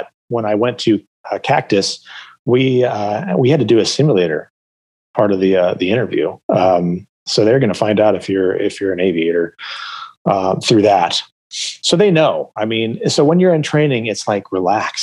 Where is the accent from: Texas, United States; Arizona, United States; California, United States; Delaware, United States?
Arizona, United States; Phoenix; I grew up in Phoenix